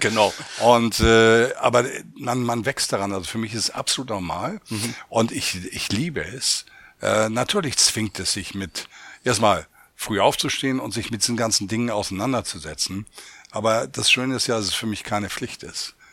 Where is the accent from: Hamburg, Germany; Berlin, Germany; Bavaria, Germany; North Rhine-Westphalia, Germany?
Hamburg, Germany; also born or lived in Oldenburg; jetzt hier in meiner Heimatstadt Hamburg